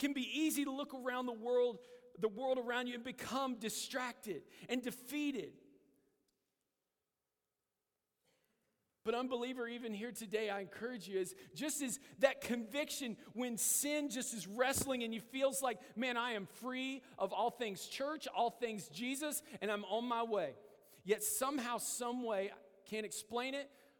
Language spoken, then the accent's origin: English; United States; as American believers